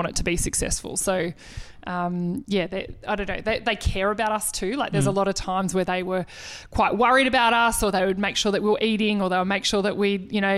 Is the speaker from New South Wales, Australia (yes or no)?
no; Melbourne, Victoria, Australia; we're from Melbourne.